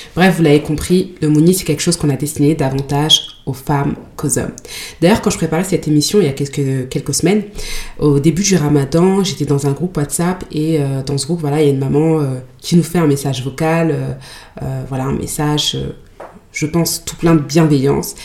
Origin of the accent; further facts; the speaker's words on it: Mali; en tant que malienne